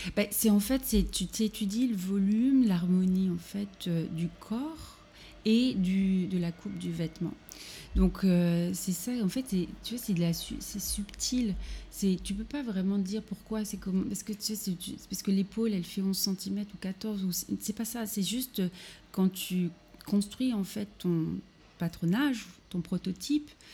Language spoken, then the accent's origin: French; Normandy, France; moved away as an adult; also born or lived in Paris; now in Berlin, Germany; je suis normande à la base